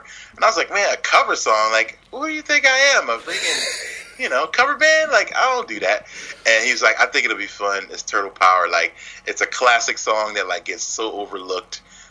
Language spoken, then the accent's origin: English; Philadelphia, Pennsylvania, United States; I'm from Philly